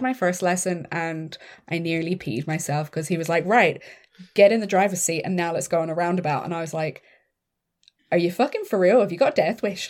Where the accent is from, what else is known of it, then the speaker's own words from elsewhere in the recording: Ireland; growing up in Catholic Ireland